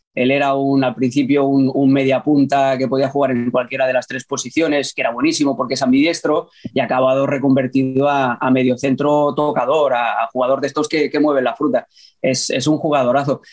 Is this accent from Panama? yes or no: no; Barcelona, Catalonia, Spain; moved away as an adult; also born or lived in New York, United States; now in Connecticut, United States; nací en Barcelona, eh, crecí en, una familia barcelonista